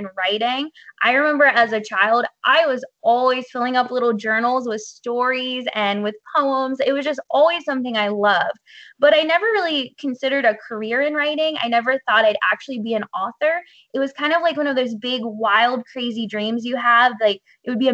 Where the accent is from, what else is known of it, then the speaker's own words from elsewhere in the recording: Hollidaysburg, Pennsylvania, United States; I actually grew up in a really small town that I still live in. It's called Hollidaysburg, Pennsylvania